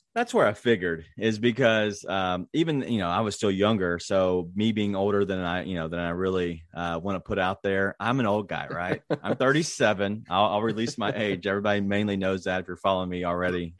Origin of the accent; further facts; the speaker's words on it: Memphis, Tennessee, United States; my hometown team